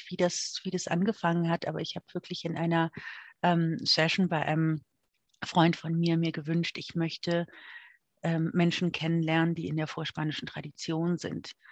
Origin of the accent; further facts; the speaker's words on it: Germany; moved away as an adult; also born or lived in Moscow / Canada; now in Mexico; Meine Eltern kommen aus Mexiko. Ich bin aber in Moskau geboren, dadurch, dass meine Mutter Diplomatin war und bin in Deutschland äh, aufgewachsen und habe dann auch noch in Kanada gelebt. Aber letzten Endes 28 Jahre Deutschland